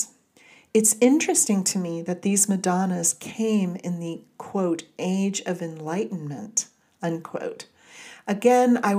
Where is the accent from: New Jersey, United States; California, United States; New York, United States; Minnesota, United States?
California, United States; Southern; moved away; Growing up in Southern California, where the light can be overwhelming at times